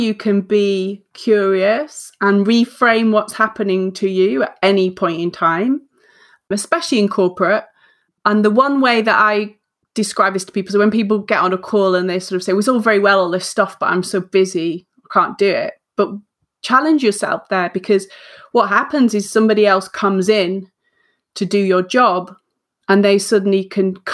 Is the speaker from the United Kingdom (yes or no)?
yes; the north of England, United Kingdom; I'm a northern, I'm an English northerner.